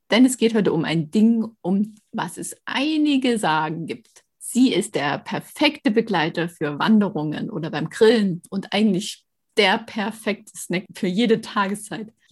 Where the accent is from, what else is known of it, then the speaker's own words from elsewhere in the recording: East Germany, Germany; moved away; Ich komme ja aus dem Osten und da ist so das Thema Laugenbrezel eine echte Rarität gewesen in meiner Kindheit.